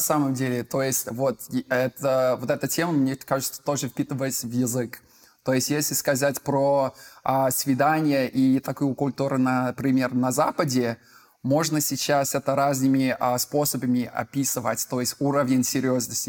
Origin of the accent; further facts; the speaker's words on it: United Kingdom; Russian is a second language; now in Moscow, Russia; я из Великобритании, живу в Москве